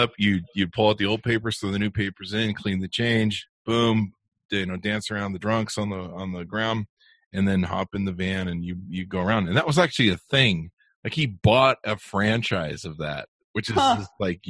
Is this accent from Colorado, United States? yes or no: no; Los Angeles, California, United States; I grew up in Beverly Hills in Hollywood.